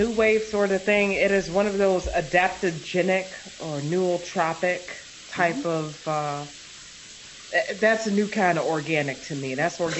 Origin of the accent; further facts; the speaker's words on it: Maywood, Illinois, United States; moved away as an adult; also born or lived in China; I was born in Maywood. I believe Maywood counts. Maywood is an extension of the west side of Chicago.